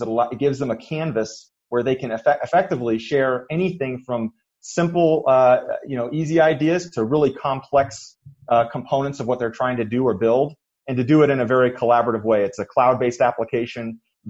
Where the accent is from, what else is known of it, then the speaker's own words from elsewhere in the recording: New Hampshire, United States; moved away as an adult; also born or lived in San Francisco; now in Utah, United States; grew up in New Hampshire.